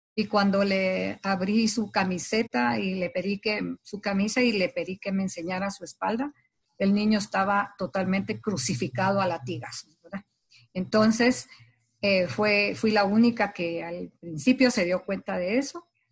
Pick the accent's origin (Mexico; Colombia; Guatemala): Guatemala; como guatemalteca